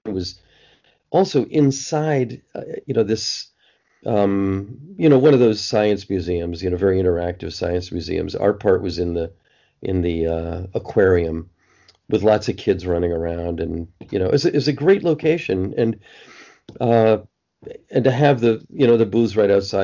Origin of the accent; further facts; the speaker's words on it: East Coast, United States; also born or lived in Boston; I'm an East Coast guy, I guess. I was born on the East Coast